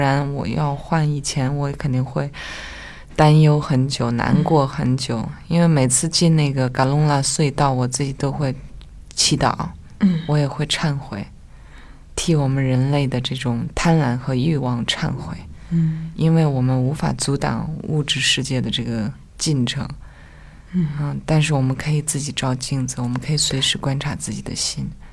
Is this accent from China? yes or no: yes; Nyingchi, Tibet, China; Chinese is a second language; moved away as an adult; also born or lived in Beijing; 我是在灵芝出生跟成长